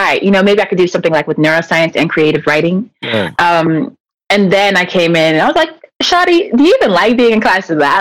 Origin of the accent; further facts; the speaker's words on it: Elk Grove, California, United States; I'm from the Elk Grove. So Sac County, not Sac proper. So yeah. I went to school in Elk Grove over right here